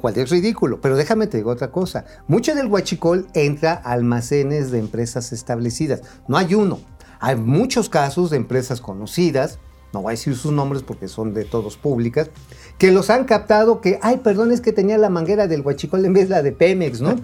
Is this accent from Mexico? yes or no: yes; Tula, Hidalgo, Mexico; De Tula, y de donde soy oriundo también está ahí la, este, la termoeléctrica